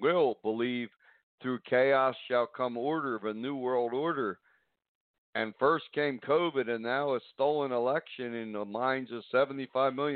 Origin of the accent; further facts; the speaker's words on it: United States; we're American